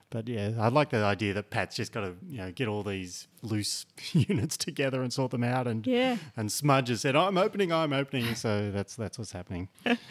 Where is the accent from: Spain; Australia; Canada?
Australia; New South Wales; I was born in New South Wales, grew up in New South Wales, spent most of my adult life there.